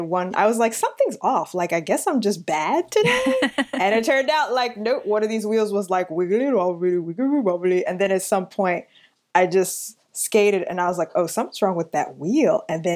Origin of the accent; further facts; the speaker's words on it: New York City, New York, United States; I am born and raised in New York City, partially Long Island for the first 8 years, and then transient being of Queens for the next 30 semi years.